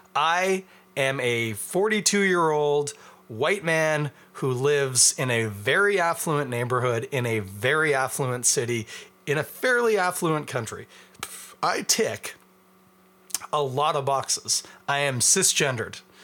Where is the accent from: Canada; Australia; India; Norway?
Canada; As a Canadian